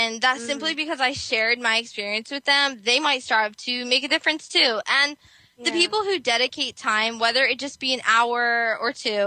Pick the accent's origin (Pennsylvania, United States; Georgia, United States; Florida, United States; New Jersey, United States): New Jersey, United States; I'm from New Jersey